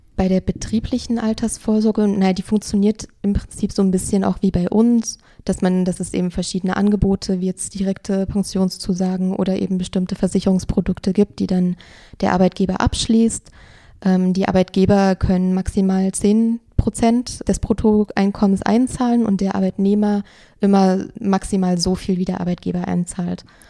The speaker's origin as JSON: {"language": "German", "country": "Germany", "said": "bei uns in Deutschland"}